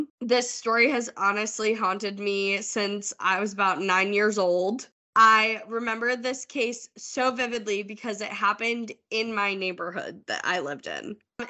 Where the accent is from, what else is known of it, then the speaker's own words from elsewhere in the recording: Holt, Michigan, United States; That's very common for my hometown. Like, Holt is a suburb of Lansing. It's very close to Michigan State.